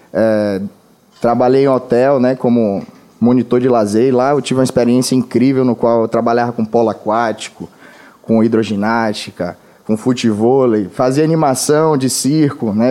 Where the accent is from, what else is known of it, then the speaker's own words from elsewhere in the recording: Alagoas, Brazil; now in Salvador, Brazil; primeiramente eu sou alagoano, né? Eu não nasci aqui em Salvador, mas a minha família toda é daqui.